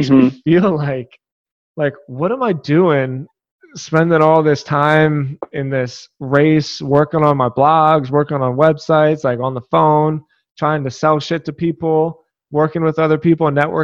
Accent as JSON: {"language": "English", "town": "Philadelphia", "region": "Pennsylvania", "country": "United States", "tie": "born or raised there", "said": "I grew up in Philadelphia"}